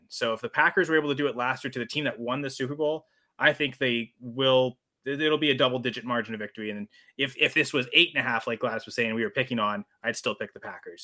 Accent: Canada; I'm Canadian

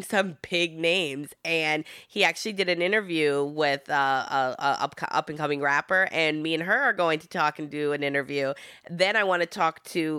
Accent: Michigan, United States; first language Italian; English is a second language; I'm from Michigan.

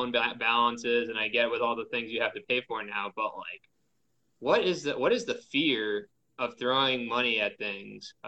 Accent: New York City, New York, United States; I grew up in Queens

